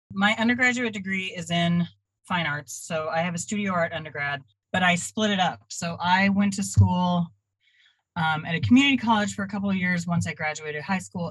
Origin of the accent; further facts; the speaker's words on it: Dallas, Texas, United States; also born or lived in Austin, Texas / Oklahoma; now in Nashville, United States; And I was raised in Dallas, Fort Worth.